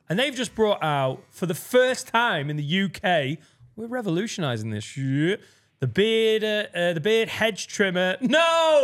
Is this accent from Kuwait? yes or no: no; Preston, North West England, United Kingdom; Penwether, where I grew up in Preston, which is a suburb of Preston